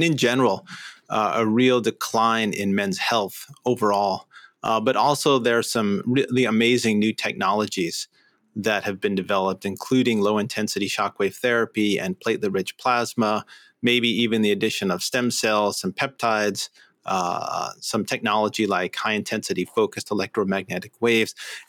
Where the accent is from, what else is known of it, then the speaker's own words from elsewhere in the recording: New York, United States; moved away; I grew up in New York